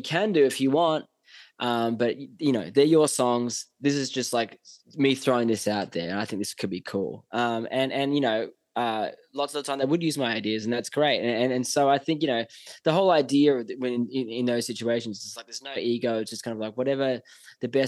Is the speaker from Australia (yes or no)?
yes; Australia; moved away as an adult; now in Los Angeles, United States; I'm so, so grateful and so lucky to come from Australia.